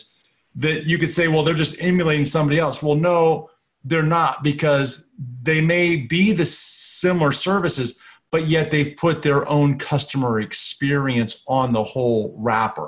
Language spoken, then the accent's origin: English; Florida, United States; I grew up in Florida